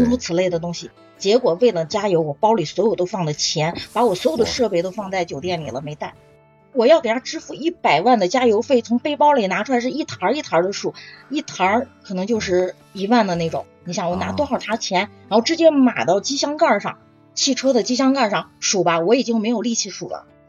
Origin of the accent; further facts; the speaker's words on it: Northwest China, China; 我是西北人，我吃不了羊肉